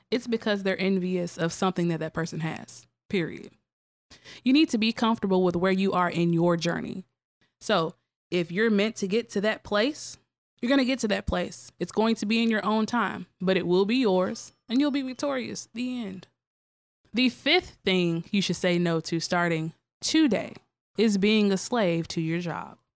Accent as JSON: {"language": "English", "town": "Tougaloo", "region": "Mississippi", "country": "United States", "said": "I am from Ridgeland, Mississippi"}